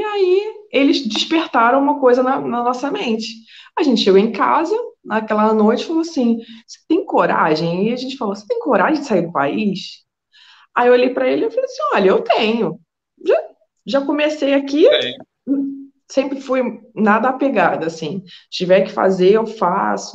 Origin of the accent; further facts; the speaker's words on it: Niterói, Rio de Janeiro, Brazil; accent: carioca; moved away as an adult; also born or lived in Cabo Frio, Brazil; now in Coimbra, Portugal; Mas eu sou de Niterói, São Gonçalo ali, tudo no mesmo, no mesmo barco.